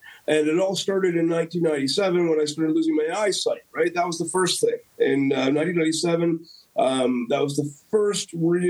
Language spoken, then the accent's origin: English; Guelph, Ontario, Canada; I'd drink a Sleeman because that's my hometown.